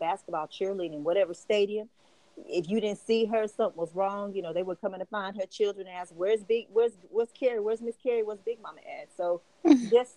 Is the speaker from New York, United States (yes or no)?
no; Scottsboro, Alabama, United States; my hometown of Scottsboro, Alabama